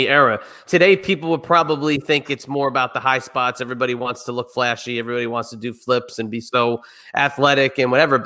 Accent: New Jersey, United States; I grew up in New Jersey

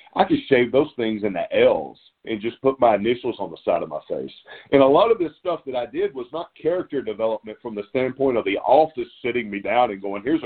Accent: Alabama, United States; I was 18 years old. I grew up in Alabama.

